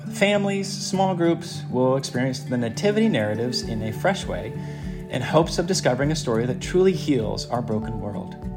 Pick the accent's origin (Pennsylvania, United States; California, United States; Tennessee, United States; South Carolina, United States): California, United States; Southern; I come from Southern California and lived very near um, South Coast Plaza my whole life